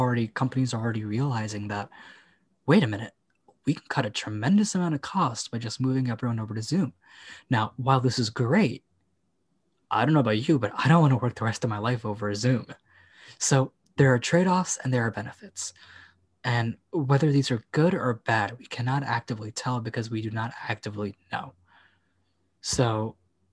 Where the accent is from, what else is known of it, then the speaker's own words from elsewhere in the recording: United States; I'm not European, I'm American.